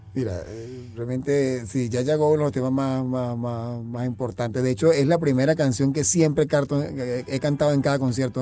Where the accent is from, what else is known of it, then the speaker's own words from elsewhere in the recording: Caracas, Capital District, Venezuela; nací en Caracas